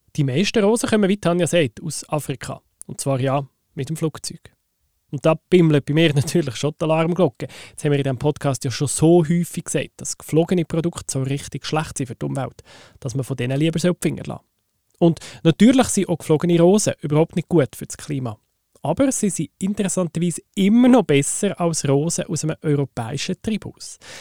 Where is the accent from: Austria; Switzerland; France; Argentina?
Switzerland; die wir Schweizerinnen und Schweizer